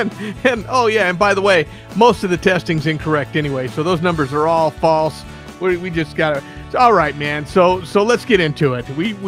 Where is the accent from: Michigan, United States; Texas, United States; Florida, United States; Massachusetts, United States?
Texas, United States; Houston; accent: Houston, Texas; I was doing my Houston, Texas accent and instead of my Chinese Texas accent.